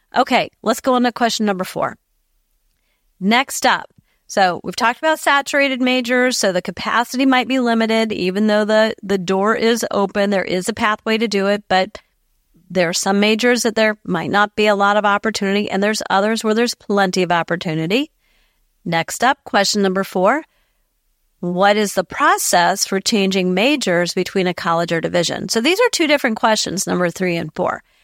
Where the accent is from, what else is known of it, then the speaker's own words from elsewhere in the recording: Ohio, United States; my home state of Ohio